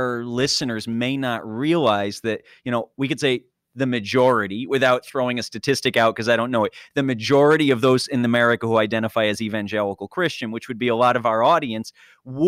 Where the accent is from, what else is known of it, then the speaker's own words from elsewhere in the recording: New York, United States; I'm from New York